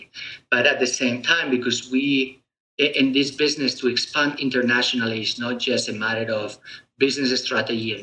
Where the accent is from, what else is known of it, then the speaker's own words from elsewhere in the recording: Spain; moved away; me being originally born in Europe, I was born in Spain.